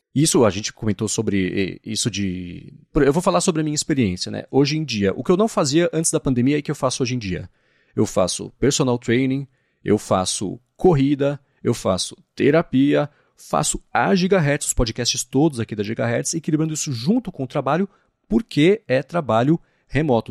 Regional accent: São Paulo, Brazil; sou de São Paulo

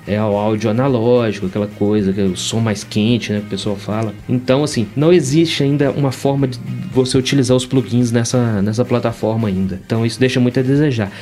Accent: Belo Horizonte, Minas Gerais, Brazil; Belo Horizonte, Minas Gerais.

